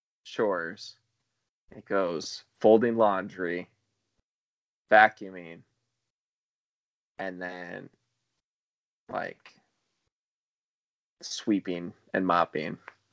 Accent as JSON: {"language": "English", "country": "United States", "said": "Because I'm an American."}